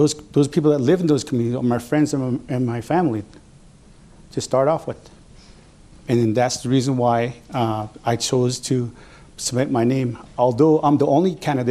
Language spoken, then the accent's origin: English; Yamato, New Mexico, United States; I am from Yamato